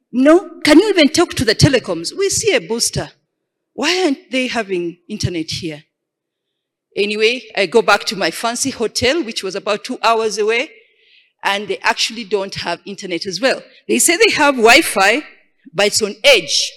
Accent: Uganda; I come from Uganda

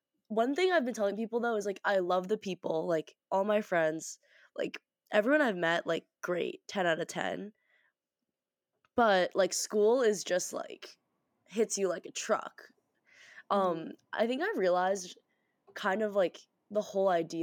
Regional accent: Boston, Massachusetts, United States; moved away as an adult; now in Pittsburgh, United States; I'm an 18-year-old first-year college student from Boston, Massachusetts

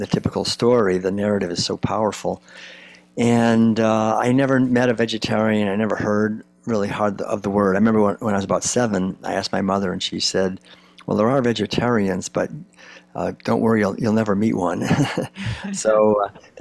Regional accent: Concord, Massachusetts, United States; I grew up in Concord, Massachusetts back in the 1950s

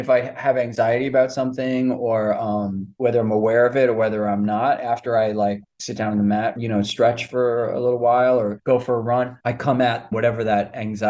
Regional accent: New York City, New York, United States; also born or lived in Manhattan, New York; I'm from Rockaway Beach originally, which is like kind of the outer, it's outer part of Queens.

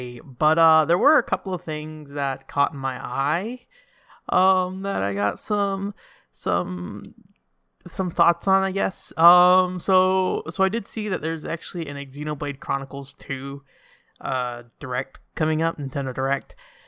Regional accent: United States; I'm from America.

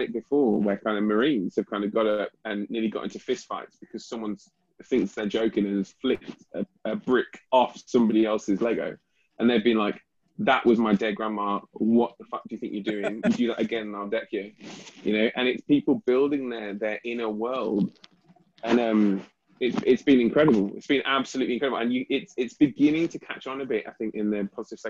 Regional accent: United Kingdom; as a British

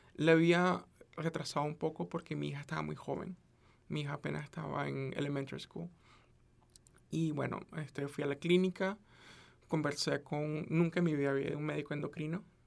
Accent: Venezuela; now in United States; yo soy de Venezuela

